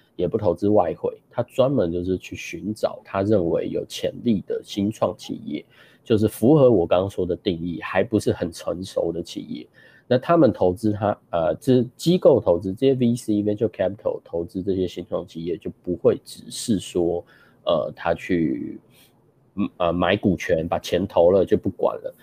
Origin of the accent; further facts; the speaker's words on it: Taiwan; moved away; also born or lived in Chicago / Seattle; 我本身出生在台湾